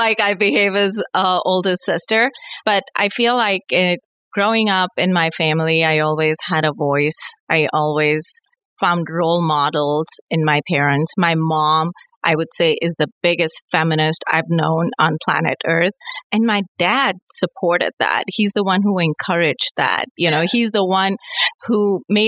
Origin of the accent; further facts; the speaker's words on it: India; moved away as an adult; I was born and raised in India.